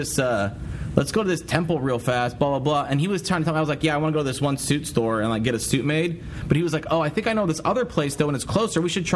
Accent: United States; I'm from America.

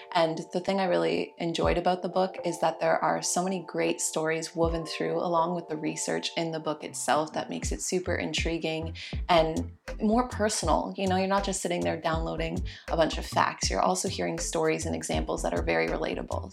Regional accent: Canada; I'm a Canadian

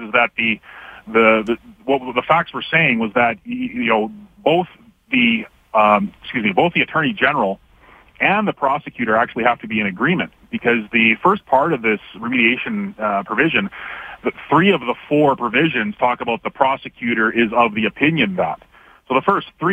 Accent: Canada; now in Alberta, Canada; as a Canadian myself

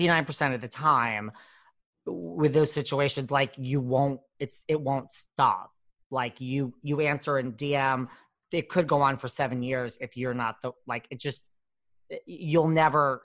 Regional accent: New York, United States; I'm from New York

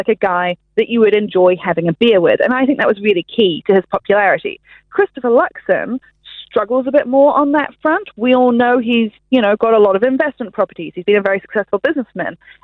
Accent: New Zealand

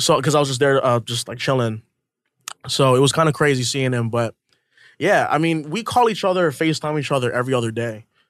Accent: Hawaii, United States; moved away as an adult; also born or lived in New York; I'm from Hawaii, you know, for a small town, uh, moved to New York

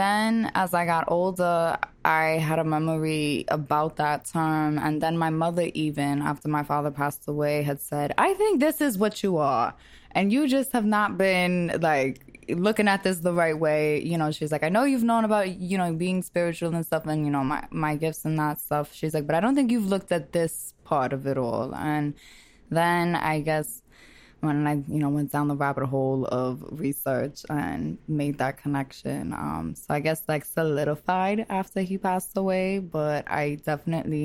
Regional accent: New York City, New York, United States; I am a girl from Brooklyn

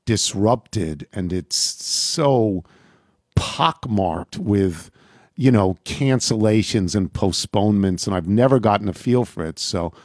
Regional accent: Long Island, New York, United States; growing up on Long Island

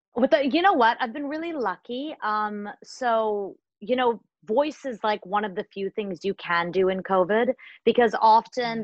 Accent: Toronto, Ontario, Canada; also born or lived in India / Africa / London; I was born in India and I lived, I grew up in Africa and London, and then I came to Canada when I was almost seven to Toronto.

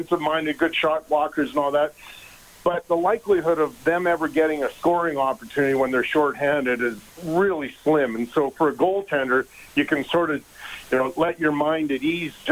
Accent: Edmonton, Alberta, Canada; moved away as an adult; also born or lived in Los Angeles; growing up in Edmonton

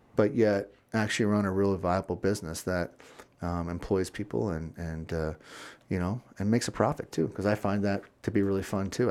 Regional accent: Florida, United States; also born or lived in Virginia; now in Chicago, United States; growing up in Florida

